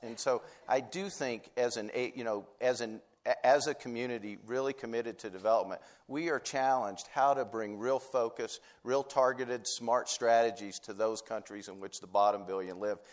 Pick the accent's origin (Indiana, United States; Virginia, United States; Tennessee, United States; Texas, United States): Tennessee, United States; I was from Tennessee